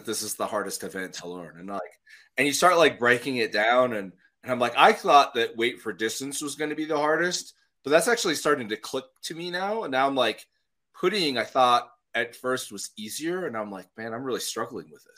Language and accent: English; Montana, United States; also born or lived in Minneapolis, Minnesota; now in Denver, United States; I'm from Montana